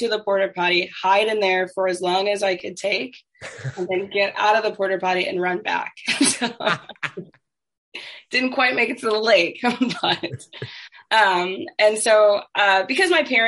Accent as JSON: {"language": "English", "town": "Plainfield", "region": "Illinois", "country": "United States", "tie": "born or raised there", "also_born_or_lived": "Chicago", "said": "I was born in Chicago, but I grew up in a very, very small developing farming town called Plainfield"}